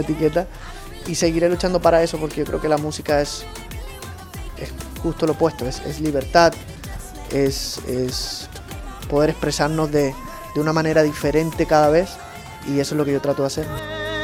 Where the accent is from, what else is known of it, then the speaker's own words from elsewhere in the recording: Puerto Rico; de donde yo nací, que es una islita muy alegre, muy rítmica, que es Puerto Rico.